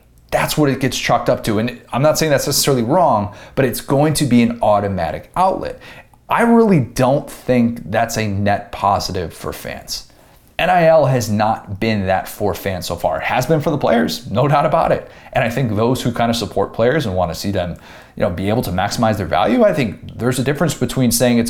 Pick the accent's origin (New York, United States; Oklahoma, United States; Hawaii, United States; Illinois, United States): Illinois, United States; Buffalo Grove; also born or lived in Skokie, Illinois; growing up in the Chicago suburbs in the 90s